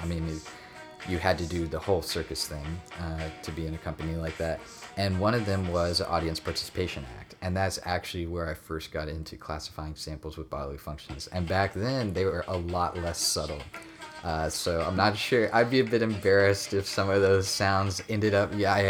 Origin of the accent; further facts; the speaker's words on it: Seneca, South Carolina, United States; I'm from Seneca, North Carolina, if you even know where that is.